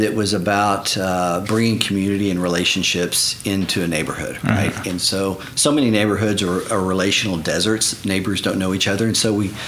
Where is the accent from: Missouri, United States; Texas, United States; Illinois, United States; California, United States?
Texas, United States; Galveston; also born or lived in Oklahoma; now in Edmond, United States; I was born on the Galveston Island, South Texas